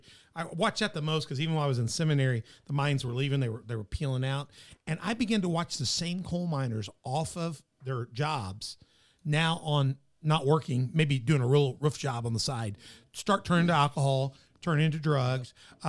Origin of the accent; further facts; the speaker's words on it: Memphis, Tennessee, United States; You know, I grew up around here. I grew up in Memphis and different places, but my family's all from here, and they were all coal miners.